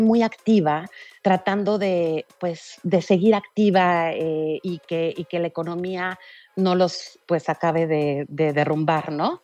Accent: Mexico; yo soy mexicana y en el 2017 estuve en el temblor de México

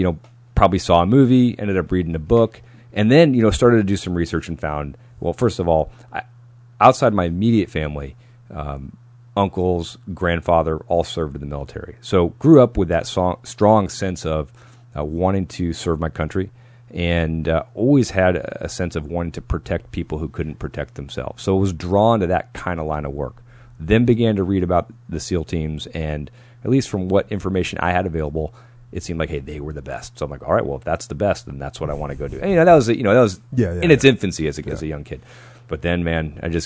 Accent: New Hampshire, United States; I'm from New England, New Hampshire.

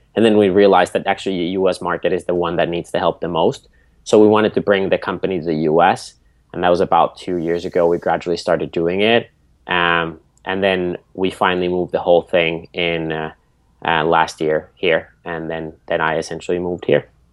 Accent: Nokia, Pirkanmaa, Finland; So I grew up in Finland at our family farm.

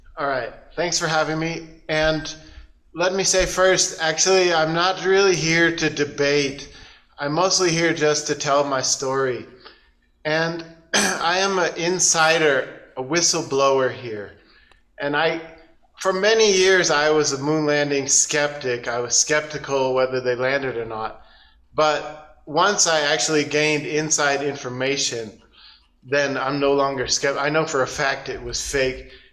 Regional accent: United States; moved away as an adult; also born or lived in Portland, Oregon; now in China; I'm an American

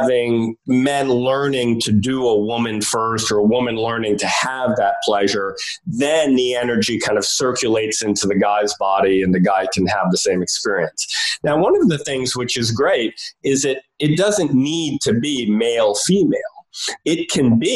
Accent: New York City, New York, United States; I grew up in New York City in Greenwich Village

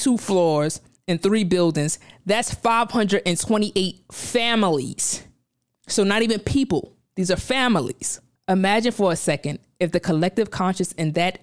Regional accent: New York City, New York, United States; I grew up in Brownsville, Brooklyn. Specifically, I'm from LH, Langston Hughes

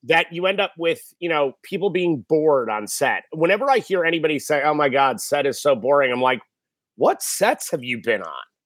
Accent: Westport, Connecticut, United States; I grew up in Westport, Connecticut

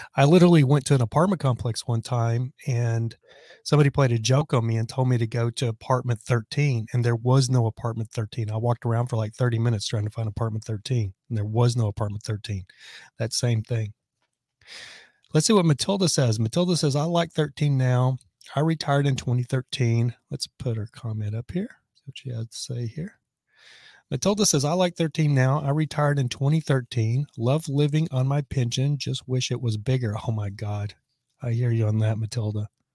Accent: Lubbock, Texas, United States; I'm from Lubbock, Texas

